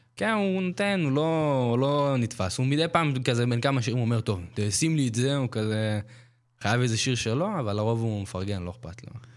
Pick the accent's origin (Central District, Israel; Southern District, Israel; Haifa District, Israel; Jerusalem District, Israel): Southern District, Israel; Eilat; אז אני מאילת, אז הילדות שלי, לדעתי זה ילדות שונה, הילדות של אילתי זה אחר